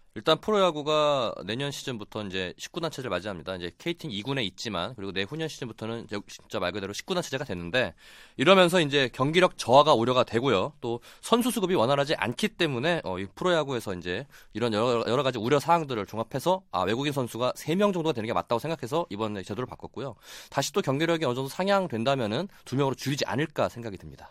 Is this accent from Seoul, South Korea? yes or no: no; Daejeon, South Korea; 제가 고향이 대전이다 보니까